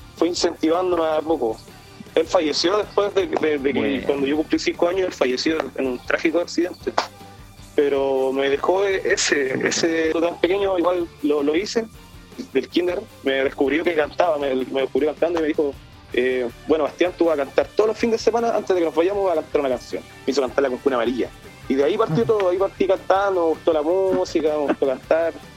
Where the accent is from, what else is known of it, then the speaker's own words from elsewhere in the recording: Ovalle, Coquimbo, Chile; soy originario de Valle, aquí nací, aquí crecí